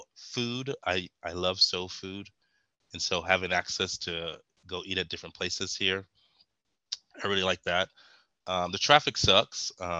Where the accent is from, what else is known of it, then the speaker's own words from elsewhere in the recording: Wellborn, Texas, United States; also born or lived in Kingsville, Texas; So I'm originally from, I always say Bryan College Station, but I'm originally from Welborn, Texas, before Welborn was annexed by College Station, what we were talking about earlier. But that's where I was born and raised in Welborn.